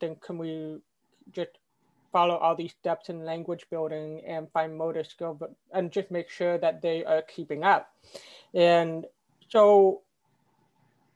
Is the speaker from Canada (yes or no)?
yes; Quebec, Canada; where I grew up in Canada and Quebec